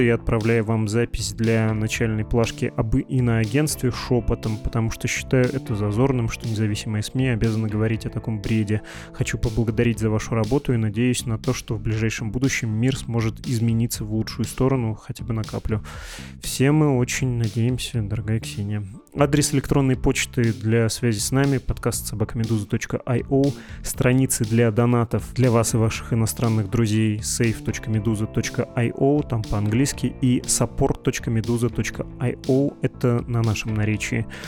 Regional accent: Urals, Russia; moved away; В моем родном городе на Урале, в небольшой деревянной церкви

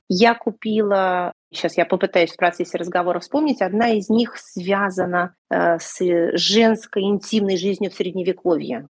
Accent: Moscow, Russia; moved away; also born or lived in Saint Petersburg; я москвичка, да. Но поскольку потом моя какая-то часть моей сознательной жизни прошла и сформировала меня как личность в Петербурге

